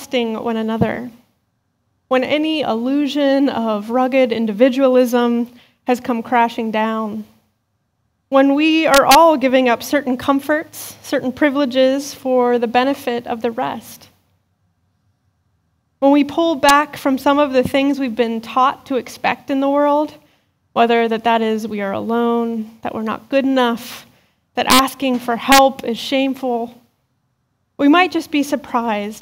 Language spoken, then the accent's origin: English; Western Pennsylvania, United States; As a kid growing up in Western Pennsylvania